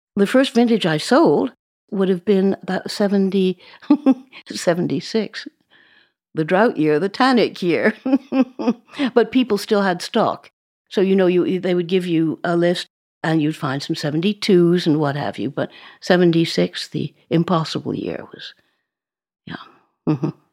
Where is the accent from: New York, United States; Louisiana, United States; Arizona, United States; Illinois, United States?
New York, United States; moved away as an adult; now in France; I grew up in New York